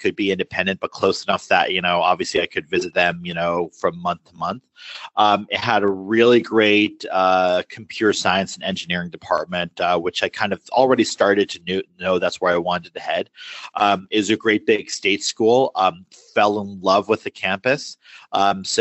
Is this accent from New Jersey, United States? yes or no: no; San Diego, California, United States; also born or lived in Boston; now in Washington, D.C., United States; I lived for about 10 years in San Diego